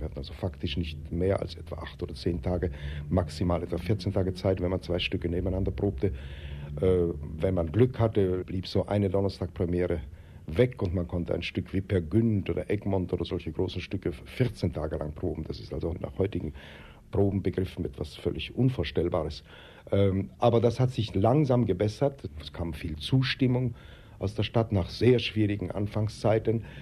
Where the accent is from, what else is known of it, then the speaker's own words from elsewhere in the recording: Vienna, Austria; moved away; also born or lived in Berlin / Zurich; ich bin in Wien geboren, bin in Wien aufgewachsen